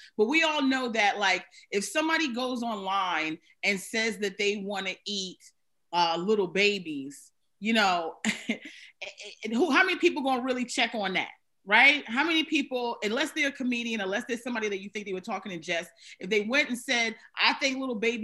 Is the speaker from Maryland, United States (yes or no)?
yes; Maryland, United States; moved away as an adult; now in New York, United States; I'm from Maryland because I think I have such a New York vibe. But I mean, I've been here like 20 years